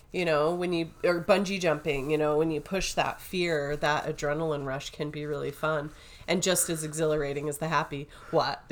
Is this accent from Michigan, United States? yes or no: no; St. George, Utah, United States; growing up in Saint George, we had a lot of grasshoppers